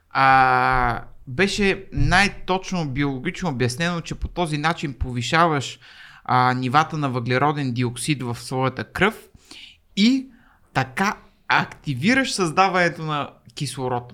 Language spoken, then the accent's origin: Bulgarian; Varna, Varna Province, Bulgaria; moved away as an adult; now in Sofia, Bulgaria; езиковата гимназия, в която завърших нали, във Варна, първа езикова